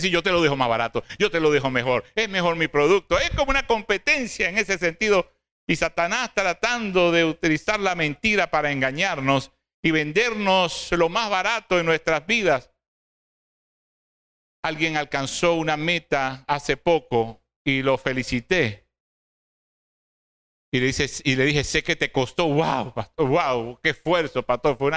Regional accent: Cabudare, Lara, Venezuela; oh, no soy de Barquisimeto, hermano, somos orgullosamente de Caudares.

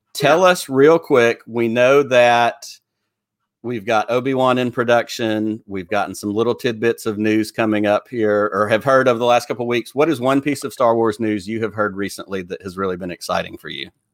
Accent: Alabama, United States; people on from my home state

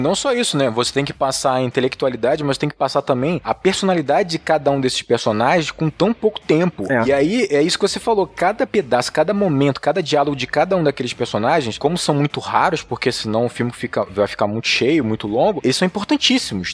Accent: Brazil; como brasileiros

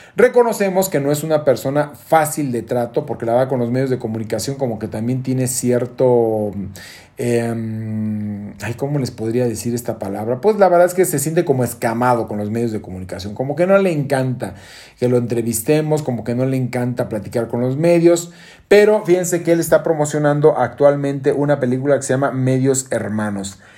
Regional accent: Guadalajara, Jalisco, Mexico; moved away; allá en mi tierra, en Jalisco, en Guadalajara

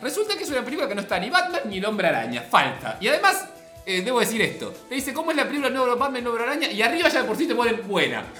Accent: Avellaneda, Buenos Aires Province, Argentina; yo soy de Avellaneda, la tierra del el mago sin dientes

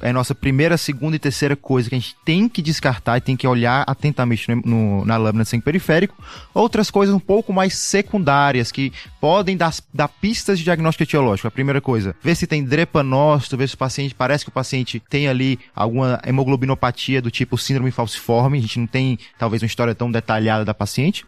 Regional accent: Fortaleza, Ceará, Brazil; moved away as an adult; now in São Paulo, Brazil; Sou de Fortaleza, sou aqui em São Paulo há 5 anos

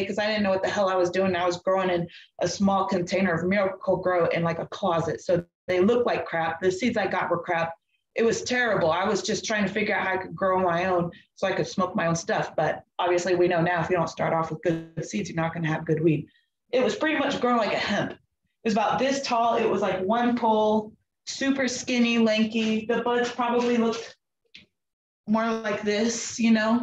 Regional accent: the Bay Area, California, United States; moved away as an adult; also born or lived in North Carolina; I'm from California, the Bay Area

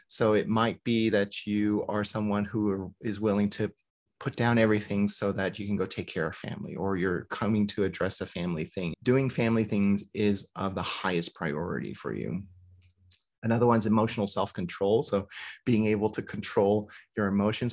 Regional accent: the rural South, United States; I grew up in the rural South.

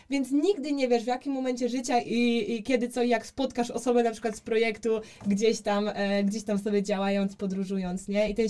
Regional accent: Poland; My mówimy, e, że jesteśmy z Polski

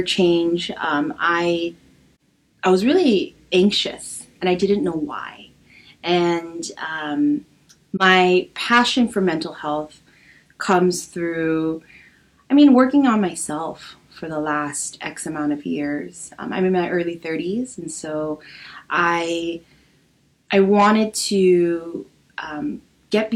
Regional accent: Los Angeles, California, United States; also born or lived in San Diego; I'm Korean American. I was born and raised in Los Angeles

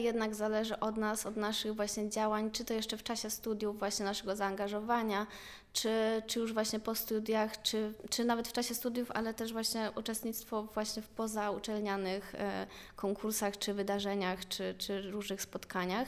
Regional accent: Rzeszów, Subcarpathian Voivodeship, Poland; moved away as an adult; now in Łódź, Poland; ja pochodzę z Rzeszowa

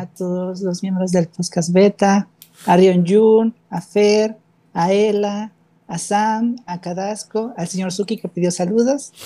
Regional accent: Mexico City, Mexico; also born or lived in Tepic, Nayarit / Monterrey; now in Cuautla, Mexico; Yo nací en la Ciudad de México, bueno, en Tepic Nayarit, pero viví la mayor parte de mi vida en Ciudad de México.

